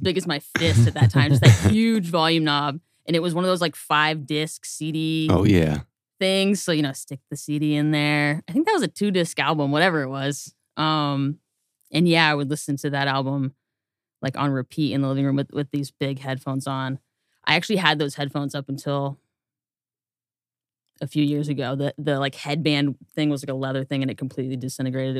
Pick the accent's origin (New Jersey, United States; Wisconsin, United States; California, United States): California, United States; Torrance; now in Louisville, United States; I'm from Torrance, to be specific